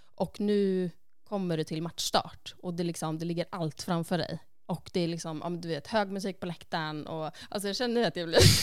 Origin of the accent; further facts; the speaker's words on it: Sundsvall, Västernorrland County, Sweden; moved away as an adult; now in Iceland; då var jag hemma i Sundsvall